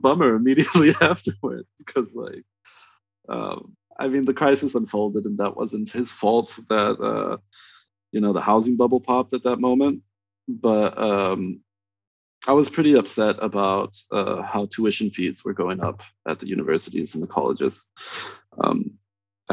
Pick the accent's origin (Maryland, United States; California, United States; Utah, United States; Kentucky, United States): California, United States; Southern; also born or lived in Northern Mexico; I grew up in Southern California. I was born in Northern Mexico